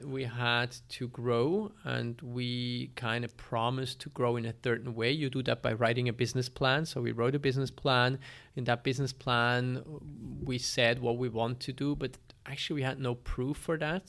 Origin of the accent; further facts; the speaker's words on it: Belp, Bern, Switzerland; I was born in Switzerland, in Belp. Belp is a small town in the south of Bern